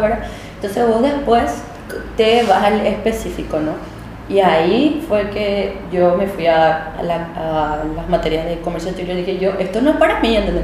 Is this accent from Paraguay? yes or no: yes; Villa Elisa, Central, Paraguay; moved away as an adult; now in Asunción, Paraguay; yo realmente nací en Asunción, o sea, viví en esa zona donde estaba antes, que era la casa de mi abuela, ¿verdad? Entonces yo vivía ahí, viví hasta los 5 años, después me mudé a Villa Elisa